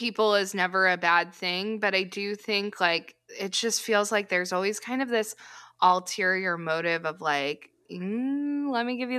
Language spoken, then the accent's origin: English; California, United States; now in Midwest, United States; I live in the Midwest now, and we're from California.